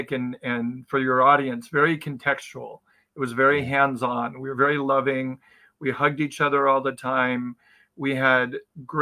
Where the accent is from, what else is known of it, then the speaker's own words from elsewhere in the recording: Palm Springs, California, United States; I was born in Southern California and raised in Palm Springs, single parent family